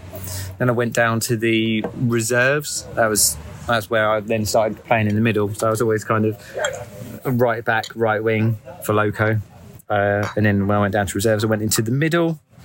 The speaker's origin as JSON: {"language": "English", "town": "Canterbury", "region": "South East England", "country": "United Kingdom", "tie": "born or raised there", "said": "I was born in Canterbury, but I've been to Toronto."}